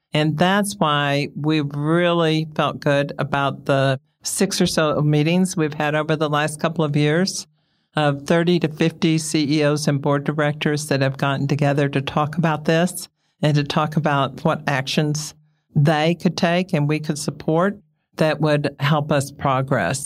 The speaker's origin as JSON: {"language": "English", "region": "Texas", "country": "United States", "tie": "born or raised there", "said": "I grew up in Texas. On the ranch, my family settled one hundred seventy-five years ago"}